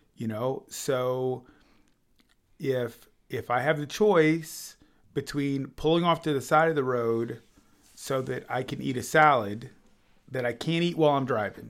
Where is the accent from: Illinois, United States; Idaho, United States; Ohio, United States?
Illinois, United States; also born or lived in Kansas City, Missouri; I was born in Illinois